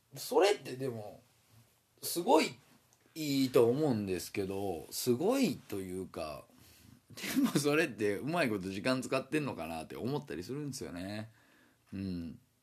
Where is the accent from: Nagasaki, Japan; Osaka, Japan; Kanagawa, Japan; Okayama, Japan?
Osaka, Japan; accent: Osaka dialect; moved away as an adult; now in Fukuoka, Japan; 35年間大阪生まれ大阪育ちで育ってきたんでね大阪弁なんて抜けないですよ